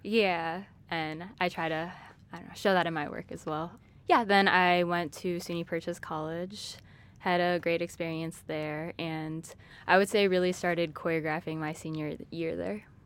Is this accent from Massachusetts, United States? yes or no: no; Chicago, Illinois, United States; I'm from Chicago, but I'm a first generation Thai American. My parents are from Thailand